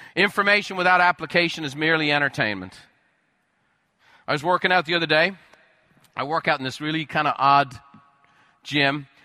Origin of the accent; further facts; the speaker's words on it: Ireland; moved away; I grew up in Ireland